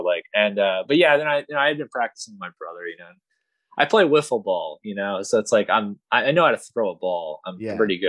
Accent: Middleburg, Florida, United States; I grew up in Middleburg, Florida

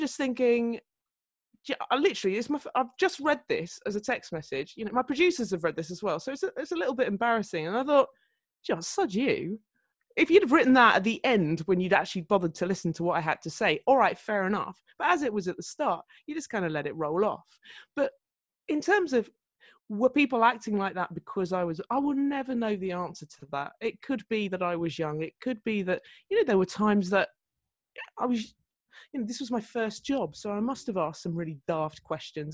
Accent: Surrey, South East England, United Kingdom; moved away as an adult; also born or lived in Newcastle / Fulham; I was a girl from Surrey up there in Newcastle

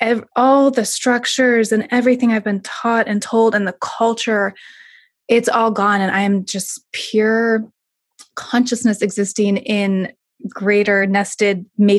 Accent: South Lake Tahoe, California, United States; also born or lived in Yuba River; I grew up in South Lake Tahoe

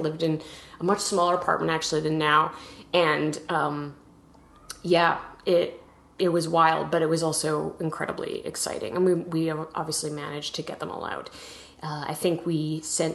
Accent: Edmonton, Alberta, Canada; moved away as an adult; also born or lived in New York; I grew up in Canada, in Edmonton, Alberta, which is out west

